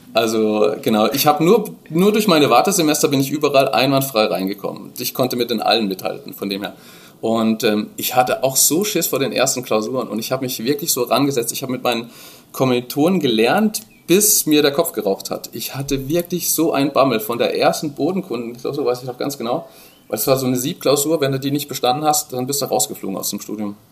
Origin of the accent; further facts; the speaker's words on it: Dresden, Saxony, Germany; bei uns in Dresden